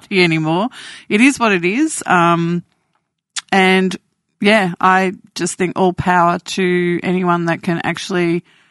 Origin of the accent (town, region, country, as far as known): Australia; born or raised there